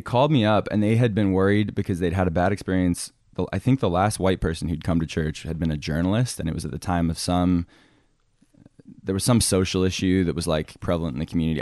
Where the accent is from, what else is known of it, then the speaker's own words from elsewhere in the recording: outside of Boston, Massachusetts, United States; moved away as an adult; also born or lived in England; now in Alaska, United States; I grew up in England and then outside of Boston